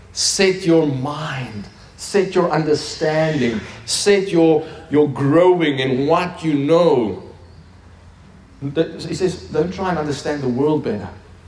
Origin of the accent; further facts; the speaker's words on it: Turkey; now in Stellenbosch, South Africa; In Stellenbosch, yeah. I'm from Turkey, so that's where it is, amen? God sent me here to teach you.